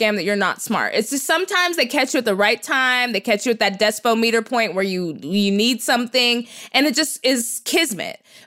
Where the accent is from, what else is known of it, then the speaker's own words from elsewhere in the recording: Texas, United States; now in Los Angeles, United States; I'm from Texas